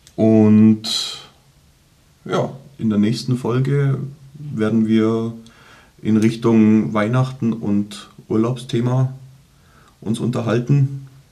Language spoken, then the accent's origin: German; Germany; wir Deutsche